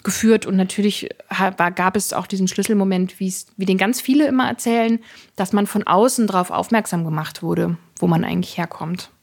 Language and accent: German; Saxony-Anhalt, Germany; ich bin in Ostdeutschland geboren, aufgewachsen, lebe in Ostdeutschland.